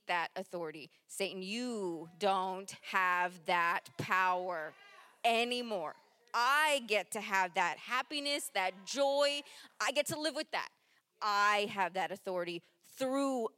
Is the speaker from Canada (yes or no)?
no; Japan; moved away; I was born in Japan